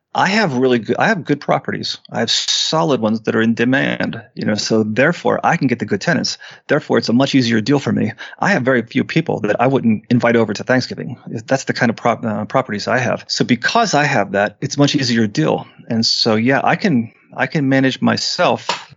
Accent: Western Pennsylvania, United States; we're from Western Pennsylvania

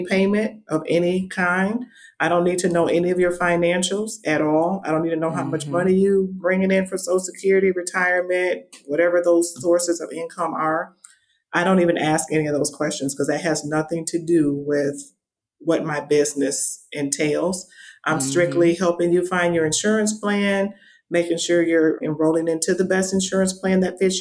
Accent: Michigan, United States; moved away as an adult; now in Las Vegas, United States; Originally, I am from Michigan, so I'm a Michigan native

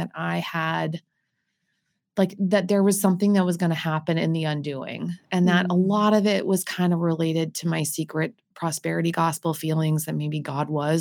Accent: Winnipeg, Manitoba, Canada; moved away as an adult; I grew up on the University of Manitoba campus

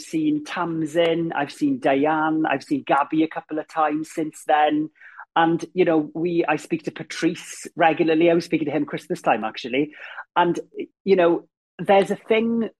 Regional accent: Ammanford, Wales, United Kingdom; moved away; growing up in Ammanford, and I had a very happy childhood

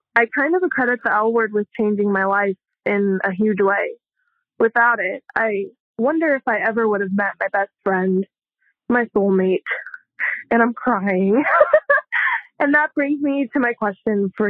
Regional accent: Southern California, United States; now in Phoenix, United States; I hail from Southern California.

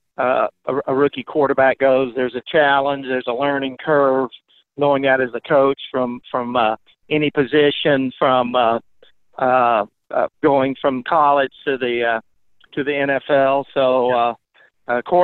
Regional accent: Mississippi, United States; I grew up in Mississippi

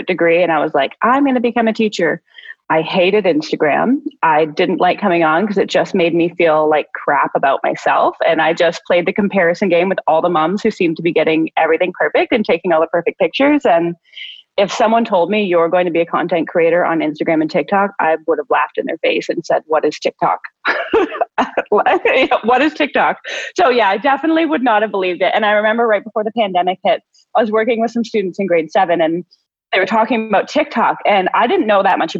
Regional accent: Ontario, Canada; I'm from Ontario, Canada

